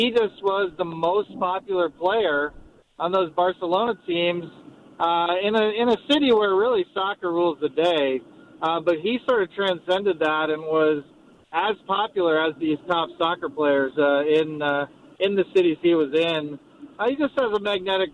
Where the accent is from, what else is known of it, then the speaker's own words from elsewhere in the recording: Cleveland, Ohio, United States; I grew up in Cleveland, and you guys eliminated my Cavaliers when I was growing